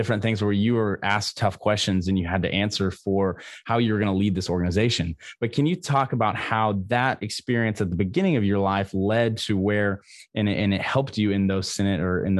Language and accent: English; Missouri, United States; growing up in Missouri